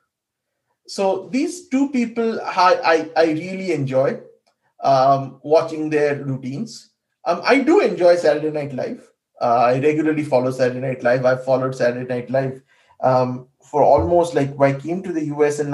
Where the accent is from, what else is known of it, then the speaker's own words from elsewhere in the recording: India; moved away as an adult; now in United States; I grew up in India.